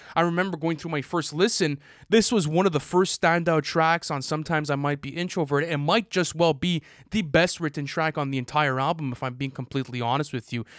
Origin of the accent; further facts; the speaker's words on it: Canada; I'm Canadian